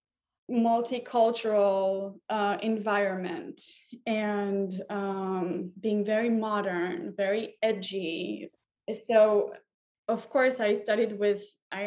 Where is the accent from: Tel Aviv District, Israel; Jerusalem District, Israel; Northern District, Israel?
Tel Aviv District, Israel; Tel Aviv; moved away as an adult; also born or lived in Hamburg, Germany; now in New York City, United States; I was born and raised in Israel, in Tel Aviv specifically.